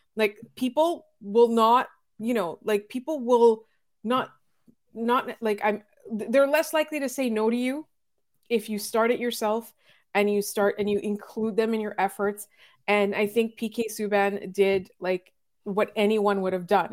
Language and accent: English; Montreal, Quebec, Canada; as a Montreal Canadiens fan, as a Montrealer